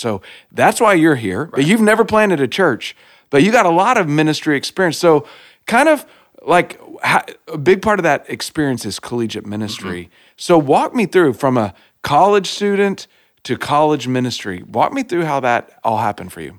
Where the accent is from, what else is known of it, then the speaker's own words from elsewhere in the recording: Texas, United States; accent: Texas; now in Iowa, United States; I'm from Texas